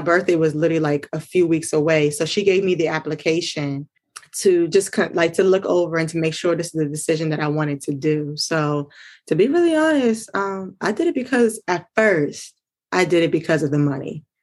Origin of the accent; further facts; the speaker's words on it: Maryland, United States; I am from Maryland